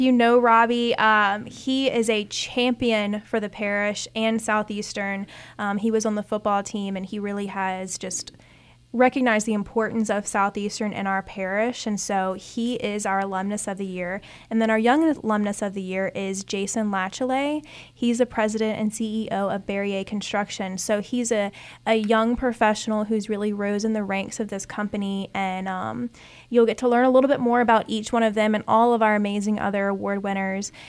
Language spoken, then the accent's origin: English; Ponchatoula, Louisiana, United States; I'm from Punchetuula